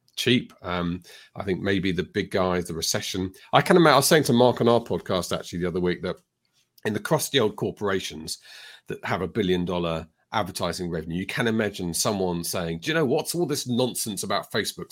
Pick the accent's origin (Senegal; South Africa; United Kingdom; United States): United Kingdom; I'm British.